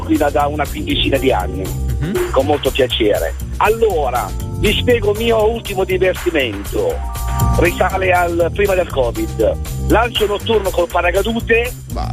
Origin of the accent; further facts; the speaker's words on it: Barletta, Apulia, Italy; moved away as an adult; now in Botticino, Italy; io vivo a Brescia, Botticino, ma sono di Barletta